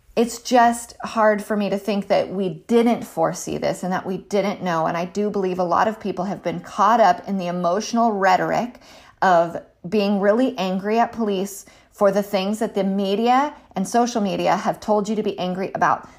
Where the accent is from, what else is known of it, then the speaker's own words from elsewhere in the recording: California, United States; I'm a Californian, um, by birth